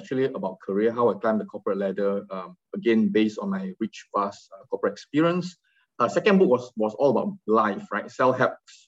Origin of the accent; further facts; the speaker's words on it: Kuala Lumpur, Malaysia; I'm from Kuala Lumpur, Malaysia.